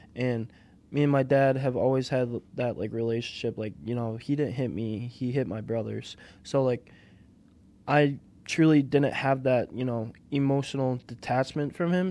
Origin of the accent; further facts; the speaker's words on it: Aspen, Wisconsin, United States; also born or lived in Brookfield, Wisconsin / Oconomowoc, Wisconsin; born and raised in Aspen, Wisconsin